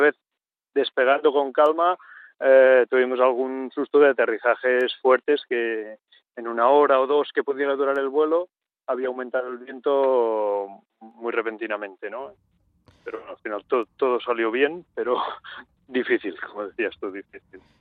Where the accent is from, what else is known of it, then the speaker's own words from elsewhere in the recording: Catalonia, Spain; yo soy catalán